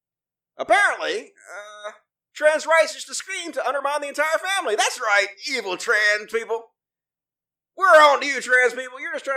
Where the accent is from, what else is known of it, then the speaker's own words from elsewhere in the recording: Texas, United States; I was born and raised in Texas, so I've seen it.